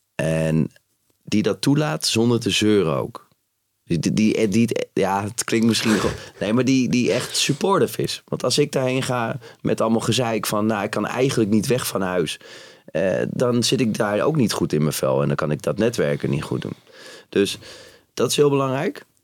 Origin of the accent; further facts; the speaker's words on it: Utrecht, Netherlands; ik ben opgegroeid in Utrecht